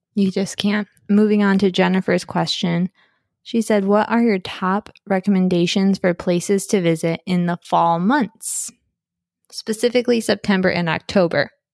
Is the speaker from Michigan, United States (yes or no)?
yes; Michigan, United States; I'm from Michigan